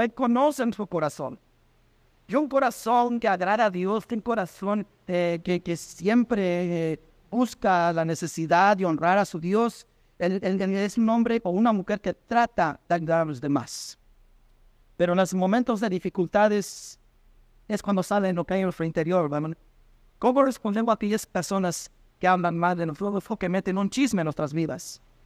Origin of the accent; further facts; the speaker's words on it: Mexico; en mi país, México